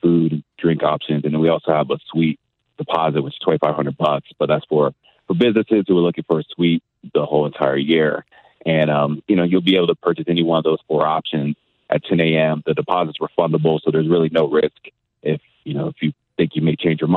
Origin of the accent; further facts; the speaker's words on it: California, United States; also born or lived in Eastern New Mexico / Indiana / Miami, Florida; now in St. Louis, United States; I'm from California